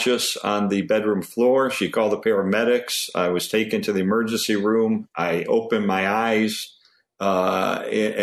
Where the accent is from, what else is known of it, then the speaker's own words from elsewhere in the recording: Arlington Heights, Illinois, United States; I grew up in Arlington Heights and went to Prospect High School